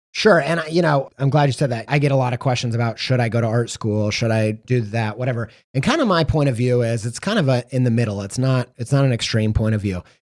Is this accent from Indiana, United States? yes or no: yes; Indiana, United States; growing up in Indiana